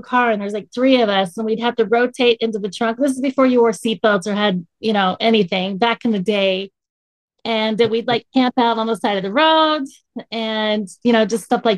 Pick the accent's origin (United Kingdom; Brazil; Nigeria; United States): United States; Durham, North Carolina; moved away as an adult; also born or lived in Atlanta, Georgia / Las Vegas, Nevada / Reno, Nevada; now in Utah, United States; I grew up in Durham, North Carolina